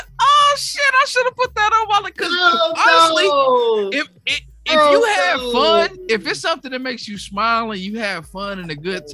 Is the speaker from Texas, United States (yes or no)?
yes; Dallas, Texas, United States; I am from Dallas.